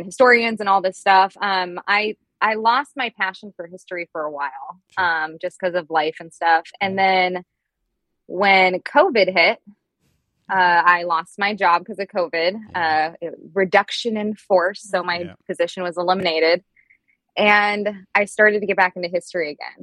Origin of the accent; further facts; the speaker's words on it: Oregon, United States; I live in Oregon. So I'm from the Pacific Northwest. I'm a true Oregonian. I was born and bred here. I'm not a transplant